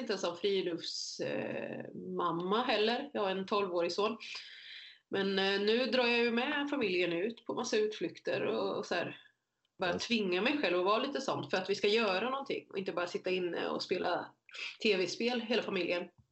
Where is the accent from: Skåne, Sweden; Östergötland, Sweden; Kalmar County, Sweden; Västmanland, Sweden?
Östergötland, Sweden; Motala; moved away as an adult; also born or lived in Korea; now in Jönköping, Sweden; Jag är så född i Korea, uppvuxen i Motala och inflyttad i Småland